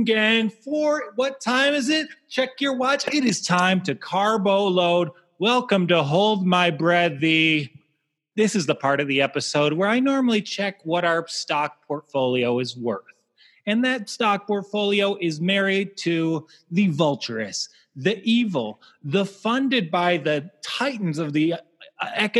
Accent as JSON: {"language": "English", "region": "Michigan", "country": "United States", "accent": "Michigan", "said": "my Michigan accent"}